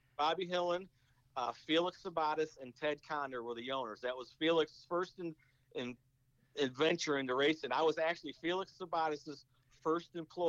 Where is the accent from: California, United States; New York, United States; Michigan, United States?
New York, United States; Frank was from my hometown in New York.